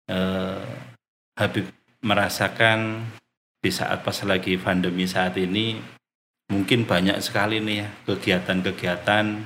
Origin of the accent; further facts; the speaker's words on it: Wonosobo, Central Java, Indonesia; moved away as an adult; also born or lived in Semarang; now in Cilacap, Indonesia; saya asli dari Wonosobo.